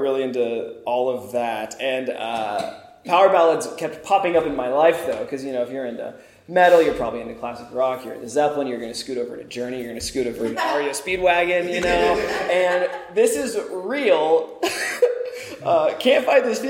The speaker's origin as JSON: {"language": "English", "town": "Springfield", "region": "Missouri", "country": "United States", "moved": "yes", "said": "I'm from Springfield, Missouri"}